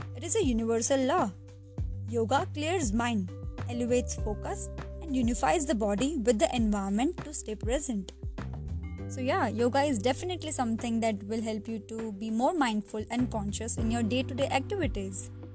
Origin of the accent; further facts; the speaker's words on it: India; I'm from India